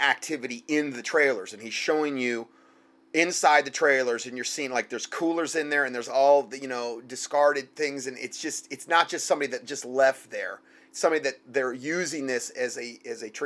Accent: Southwest Florida, United States; moved away; I'm from Southwest Florida. in the subtropics

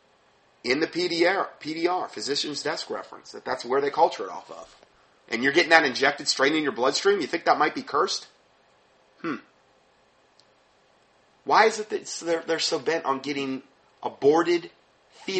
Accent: Fort Myers, Florida, United States; I'm from Fort Myers, Florida

